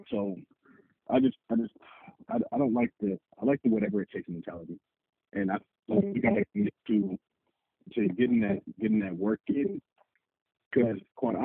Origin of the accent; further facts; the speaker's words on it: California, United States; I grew up in California.